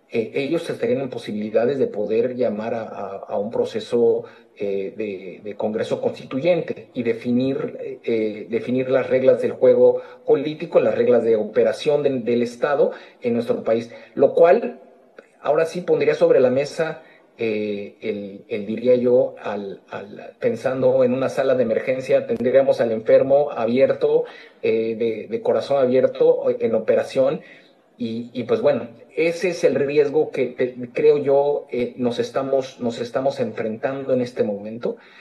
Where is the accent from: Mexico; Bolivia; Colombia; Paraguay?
Mexico; moved away; como mexicano en el exterior